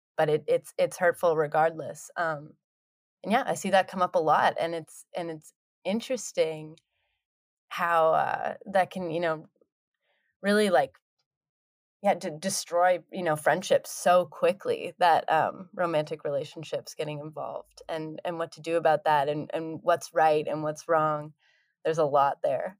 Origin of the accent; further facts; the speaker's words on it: Cortes Island, British Columbia, Canada; moved away as an adult; now in Vancouver, Canada; I didn't live around them, they all still lived back, um, in my hometown